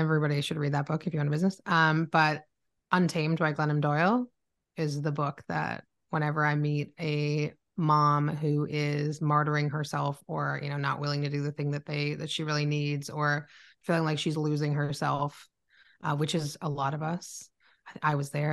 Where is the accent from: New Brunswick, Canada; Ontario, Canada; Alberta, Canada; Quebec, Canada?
Ontario, Canada; Oakville; moved away as an adult; also born or lived in Toronto, Ontario, Canada; now in Barrie, Canada; I was born in Toronto, Ontario, Canada, um, but grew up in Oakville